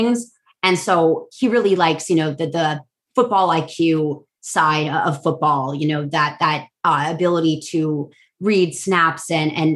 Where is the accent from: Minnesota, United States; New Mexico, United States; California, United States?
California, United States; San Mateo; now in New Orleans, United States; I'm originally from the Bay Area. I was born in San Mateo